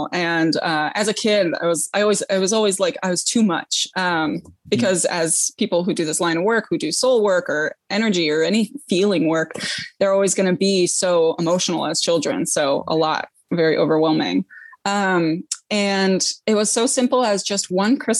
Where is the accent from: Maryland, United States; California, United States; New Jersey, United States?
California, United States; San Francisco; moved away as an adult; also born or lived in England / Ireland / New York City; now in Upstate New York, United States; I grew up in San Francisco, born and raised until I was about 18